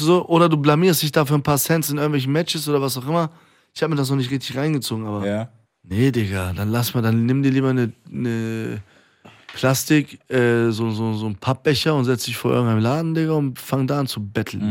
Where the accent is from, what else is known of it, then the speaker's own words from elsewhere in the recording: Iran; now in Germany; in meinem Heimatland derbe Aufstände sind in Iran